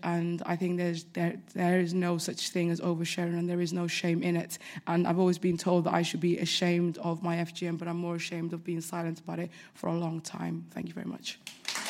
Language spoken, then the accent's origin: English; United Kingdom; I'm very British